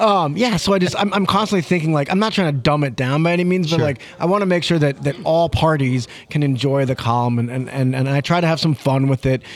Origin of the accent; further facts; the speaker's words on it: St. Louis, Missouri, United States; moved away as an adult; also born or lived in Denver, Colorado; I grew up in St. Louis, Missouri.